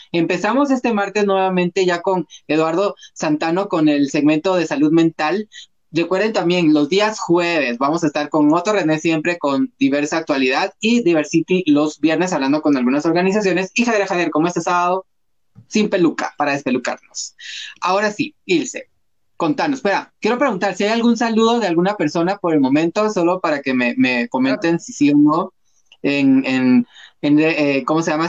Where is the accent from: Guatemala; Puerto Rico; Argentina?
Guatemala; como guatemaltecos